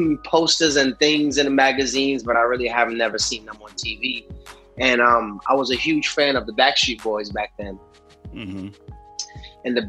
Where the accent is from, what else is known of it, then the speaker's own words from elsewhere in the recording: New York City, New York, United States; Born and raised in New York